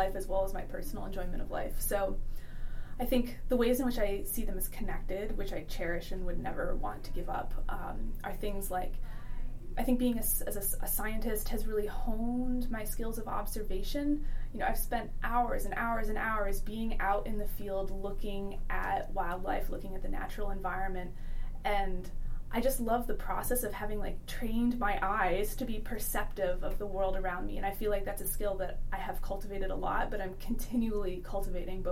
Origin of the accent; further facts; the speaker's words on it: upstate New York, United States; moved away as an adult; now in Alaska, United States; I grew up in upstate New York